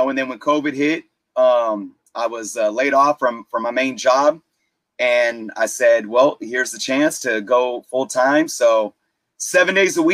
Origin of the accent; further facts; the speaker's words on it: Richmond, California, United States; I grew up in the Bay Area. And Richmond